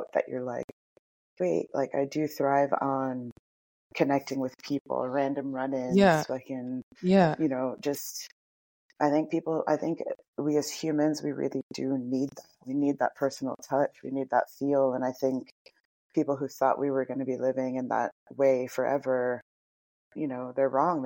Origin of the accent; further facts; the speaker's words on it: New York, United States; moved away; Born and raised in New York